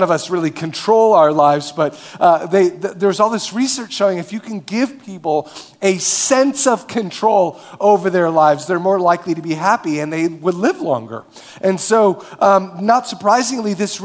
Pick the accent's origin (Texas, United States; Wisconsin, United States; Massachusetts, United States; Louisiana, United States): Wisconsin, United States; Marshfield; moved away as an adult; now in Minneapolis, United States; I grew up in Marshfield, Wisconsin.